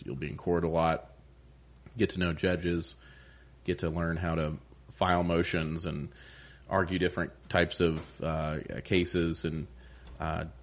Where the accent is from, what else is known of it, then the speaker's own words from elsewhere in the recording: Upland, Indiana, United States; now in New Castle, United States; I'm from Upland originally